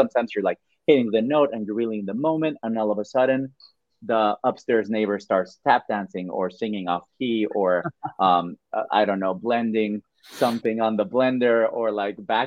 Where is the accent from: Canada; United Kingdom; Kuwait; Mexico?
Mexico; English is a second language; moved away